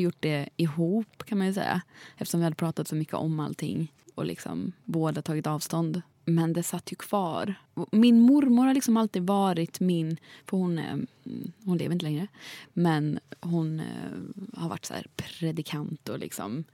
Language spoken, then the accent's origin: Swedish; Jönköping, Jönköping County, Sweden; jag är från Jönköping